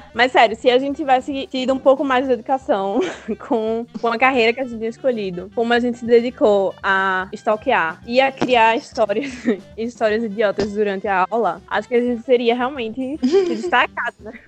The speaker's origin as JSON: {"language": "Portuguese", "town": "Candeias", "country": "Brazil", "said": "nós dois somos de Candeias"}